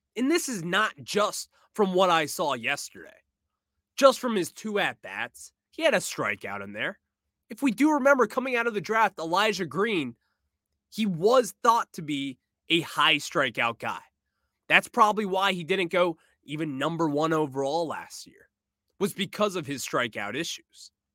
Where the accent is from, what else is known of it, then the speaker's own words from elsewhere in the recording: United States; I am American